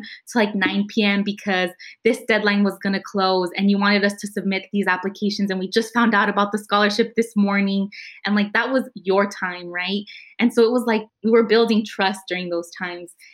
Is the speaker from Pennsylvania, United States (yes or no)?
no; San Jose, California, United States; I grew up in Eastside San Jose. I went to school in Eastside San Jose